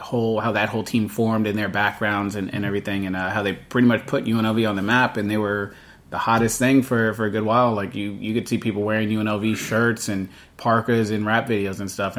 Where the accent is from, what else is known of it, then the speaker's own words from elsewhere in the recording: Bay Area, California, United States; I grew up growing up in the Bay Area.